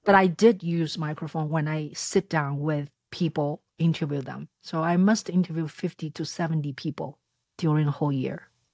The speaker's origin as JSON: {"language": "English", "region": "Shanghai", "country": "China", "tie": "born or raised there", "moved": "yes", "said": "I was born in Shanghai and came to this country thirty-some years ago"}